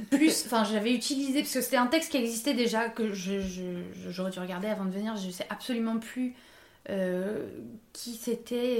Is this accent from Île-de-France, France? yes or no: yes; Paris, Île-de-France, France; j'ai grandi à Paris, donc euh, en milieu euh, très urbain, euh, toute ma vie quasiment